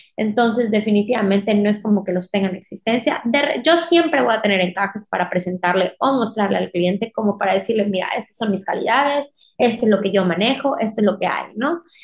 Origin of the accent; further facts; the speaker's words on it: Mérida, Yucatán, Mexico; soy de Mérida, Yucatán